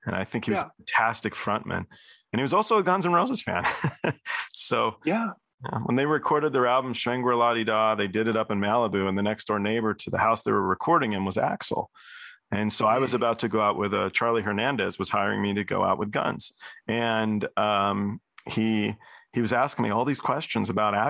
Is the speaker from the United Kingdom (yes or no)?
yes; Cambridge, East of England, United Kingdom; moved away; I was born in Cambridge, England